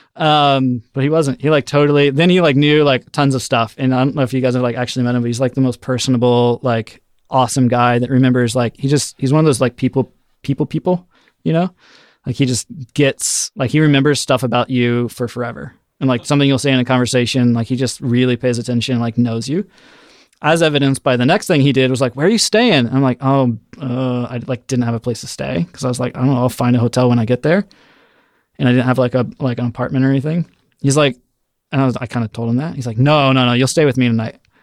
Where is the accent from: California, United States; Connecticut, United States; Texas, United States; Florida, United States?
Florida, United States; Orlando; moved away as an adult; I'm from Orlando, Florida